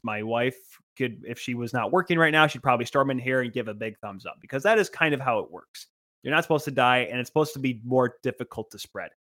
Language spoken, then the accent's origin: English; Grand Rapids, Michigan, United States; I am from Grand Rapids, living in Grand Rapids, have grown up watching the Grand Rapids Griffins